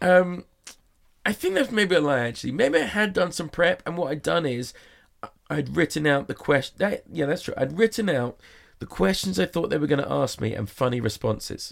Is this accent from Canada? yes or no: no; England, United Kingdom; now in Las Vegas, United States; I'm English